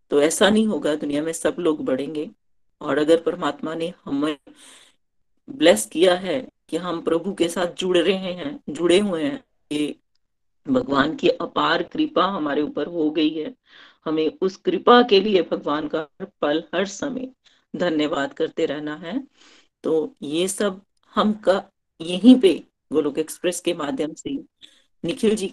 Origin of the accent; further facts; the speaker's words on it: Chamba, Himachal Pradesh, India; चंबा से हूँ